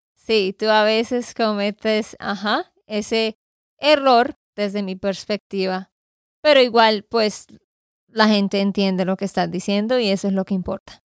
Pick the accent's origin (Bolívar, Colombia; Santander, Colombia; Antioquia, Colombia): Santander, Colombia; de Santander, Colombia